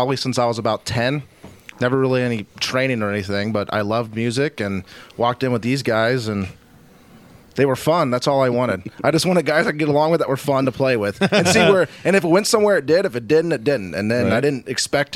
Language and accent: English; San Diego, California, United States; moved away as an adult; now in Washington, United States; I'm from San Diego, California